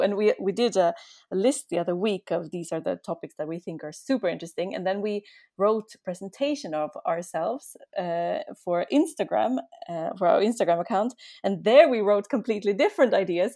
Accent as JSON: {"language": "English", "country": "Sweden", "moved": "as an adult", "lives_now": "Austria", "said": "I'm actually from Sweden"}